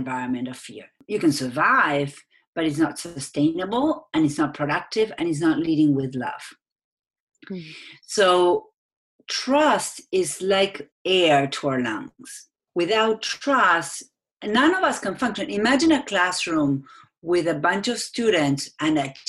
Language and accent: English; Argentina; English is a second language; moved away; I'm from Argentina. That's where my accent is from.